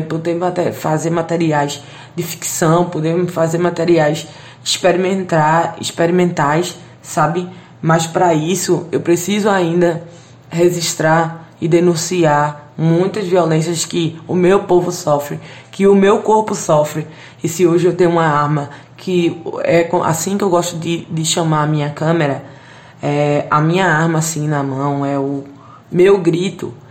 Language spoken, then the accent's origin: Portuguese; Recife, Pernambuco, Brazil; Eu sou da favela do Totó, né? Cineasta periférica.